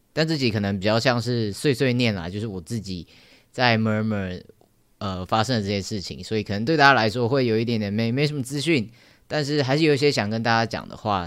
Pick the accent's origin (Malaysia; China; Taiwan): Taiwan; Taoyuan; moved away as an adult; now in Taipei, Taiwan; 我老家在桃园，然后我现在还搬到台北来住